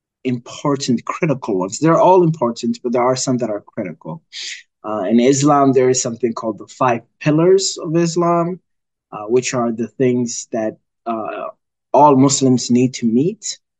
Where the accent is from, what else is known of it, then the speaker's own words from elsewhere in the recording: Minnesota, United States; I am a resident here in Minneapolis. I grew up in the Twin Cities area. I've lived here most of my life, actually. I came here when I was about 12.